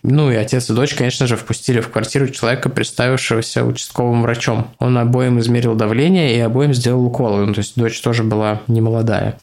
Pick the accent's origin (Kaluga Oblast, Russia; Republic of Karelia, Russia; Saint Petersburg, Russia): Saint Petersburg, Russia; Я родился и вырос в Озерках